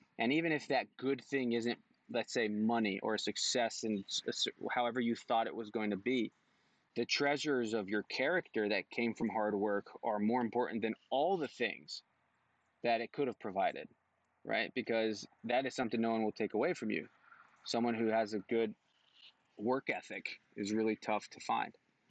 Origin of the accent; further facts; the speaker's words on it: Mexico; also born or lived in North Carolina; now in Kansas City, United States; I'm actually from North Carolina. That's where I was born. And then I grew up in Mexico.